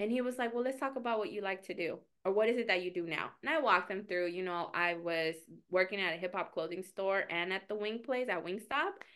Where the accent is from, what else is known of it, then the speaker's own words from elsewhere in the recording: Mexico; moved away; I am an immigrant, um, and I was born in Mexico